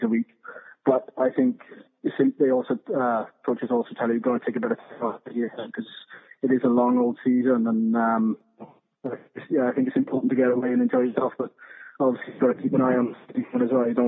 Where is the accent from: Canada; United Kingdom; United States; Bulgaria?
United Kingdom; Dragons region, Wales; I think I grew up in Bridges. In the Dragons region